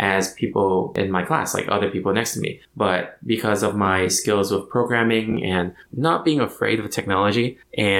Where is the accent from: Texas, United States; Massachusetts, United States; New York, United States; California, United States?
California, United States; Orange County; I was born and raised in Orange County